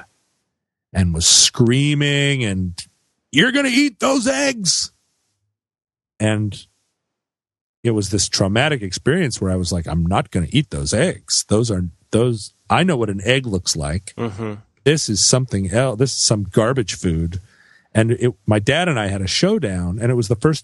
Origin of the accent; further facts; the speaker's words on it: Alaska, United States; I grew up in Alaska.